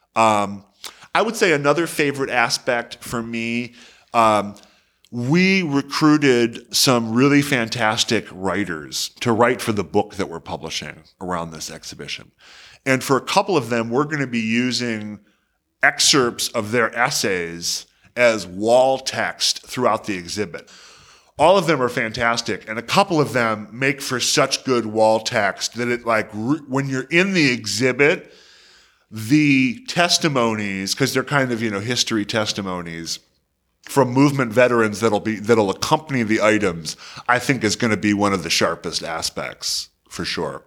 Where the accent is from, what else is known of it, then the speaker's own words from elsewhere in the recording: Detroit, Michigan, United States; my hometown of Detroit